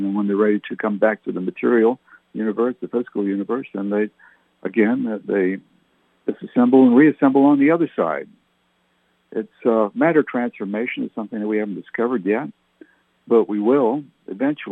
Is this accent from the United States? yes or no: no; Nashwaaksis, New Brunswick, Canada; moved away; I grew up in Nashwauksis, New Brunswick, Canada in the 60s, specifically 62 to 68